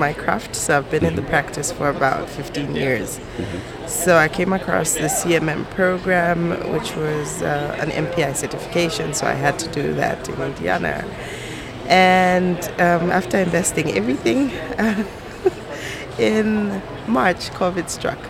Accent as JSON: {"language": "English", "town": "Lusaka", "region": "Lusaka Province", "country": "Zambia", "said": "I come from Lusaka, Zambia."}